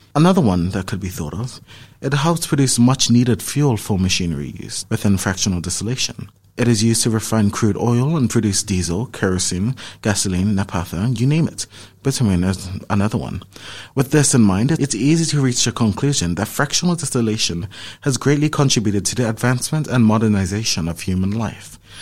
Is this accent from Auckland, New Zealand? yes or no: yes; Auckland, New Zealand; I'm from Auckland